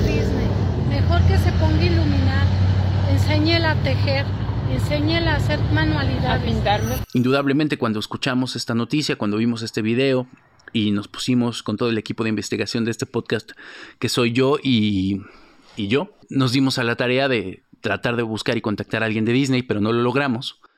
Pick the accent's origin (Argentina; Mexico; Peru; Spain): Mexico; como sociedad, como mexicanos